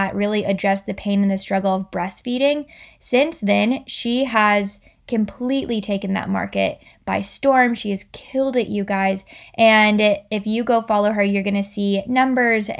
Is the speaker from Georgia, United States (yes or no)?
no; Florida, United States; I was born in Florida